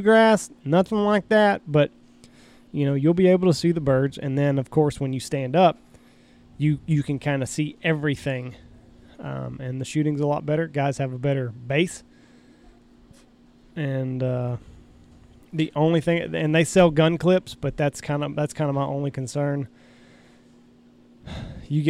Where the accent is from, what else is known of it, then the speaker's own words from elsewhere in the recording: Texas, United States; the fields that I grew up hunting in Texas